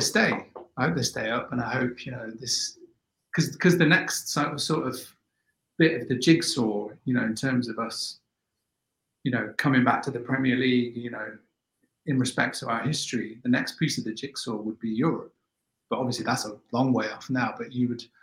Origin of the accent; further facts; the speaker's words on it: Nottingham, East Midlands, United Kingdom; in my days growing up in Notts, we used to gate crash parties